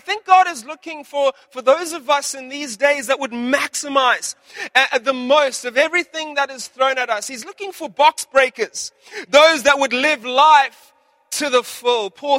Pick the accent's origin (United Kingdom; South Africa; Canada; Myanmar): South Africa; When I was growing up in South Africa